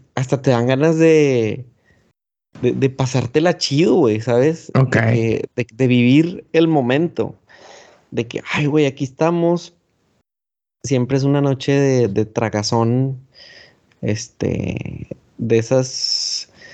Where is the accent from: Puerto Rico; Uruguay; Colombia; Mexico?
Mexico